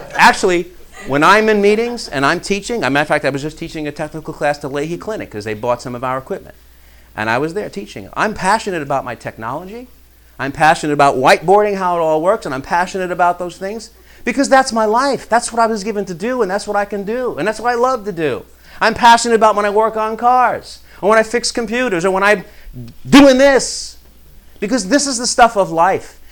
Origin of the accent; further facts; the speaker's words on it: New York, United States; I'm from New York.